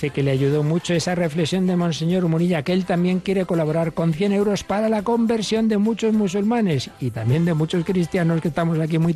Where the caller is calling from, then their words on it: Jaén, Andalusia, Spain; de Jaén.